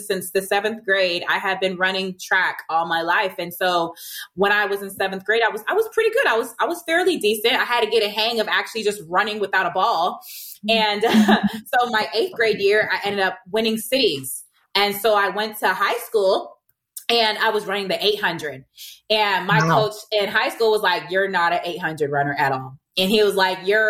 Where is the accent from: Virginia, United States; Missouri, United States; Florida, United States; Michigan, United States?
Virginia, United States; Virginia Beach; first language English; moved away; I'm from Virginia Beach. I'm going home next month